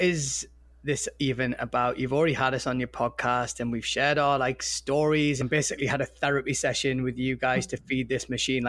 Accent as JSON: {"language": "English", "town": "Newcastle upon Tyne", "region": "North East England", "country": "United Kingdom", "tie": "born or raised there", "said": "I grew up in Newcastle in the Northeast where there's like 7 families and they're all my cousins"}